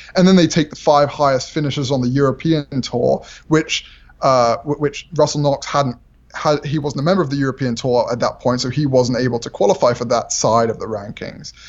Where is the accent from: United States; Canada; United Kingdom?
United Kingdom; England; I'm English